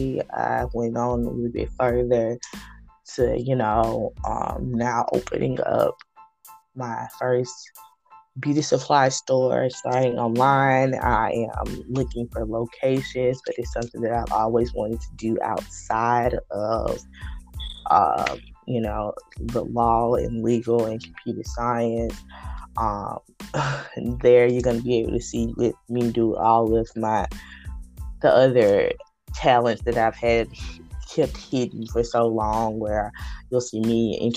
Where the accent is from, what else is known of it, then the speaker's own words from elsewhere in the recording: Hattiesburg, Mississippi, United States; moved away; I am from Hattiesburg, Mississippi, born and raised.